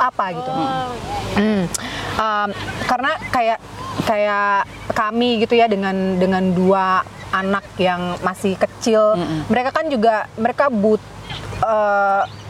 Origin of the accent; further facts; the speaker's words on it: Jakarta, Indonesia; moved away; also born or lived in Onslow; aku lahir besar di Jakarta